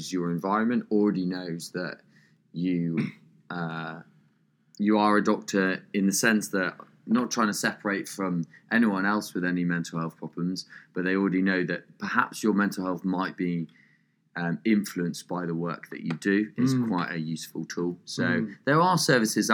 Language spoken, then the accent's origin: English; Norfolk, East of England, United Kingdom; I'm from Norfolk